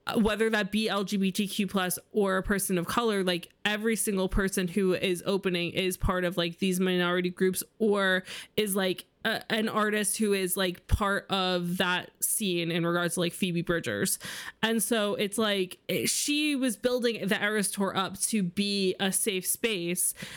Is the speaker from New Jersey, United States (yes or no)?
no; New York, United States; I grew up in New York where it's very normal to be Jewish